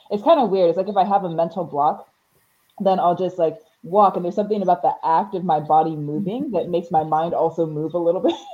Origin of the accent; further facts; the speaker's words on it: California, United States; born there; also born or lived in Montreal / Seattle / Houston / Honolulu; okay, so where I'm from is a little tricky. I was